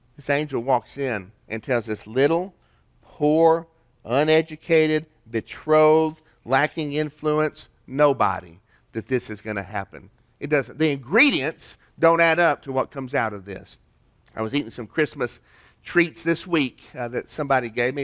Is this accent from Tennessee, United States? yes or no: yes; Chattanooga, Tennessee, United States; In my town, my hometown, we got a place called Onion Bottom